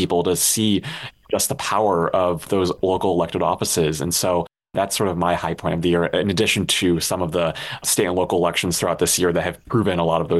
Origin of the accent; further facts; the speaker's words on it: Illinois, United States; My home state is Illinois